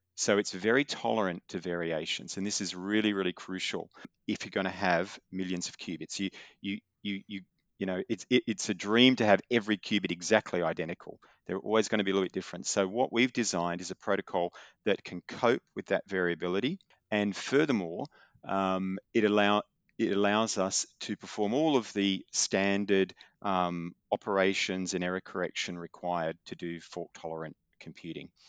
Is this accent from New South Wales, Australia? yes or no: yes; Newcastle, New South Wales, Australia; I was, uh, born and grew up in, uh, north of Sydney, a town called Newcastle